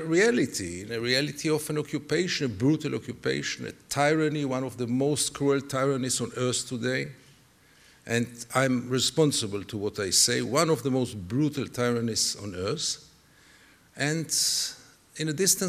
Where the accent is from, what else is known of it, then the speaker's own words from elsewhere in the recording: Tel Aviv, Tel Aviv District, Israel; I was born in Tel Aviv. My parents both were refugees from Europe. I was what one could consider a good boy Tel Aviv, a good boy Israel. I was a typical product of the Israeli education system, of the Israeli media.